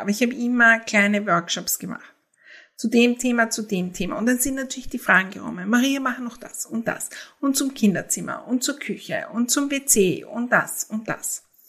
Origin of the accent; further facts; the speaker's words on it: Austria; für mich als Österreicherin